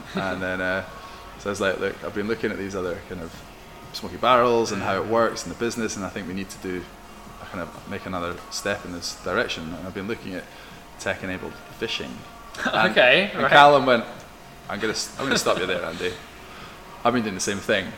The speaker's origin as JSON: {"language": "English", "region": "Scotland", "country": "United Kingdom", "said": "I'm Scottish"}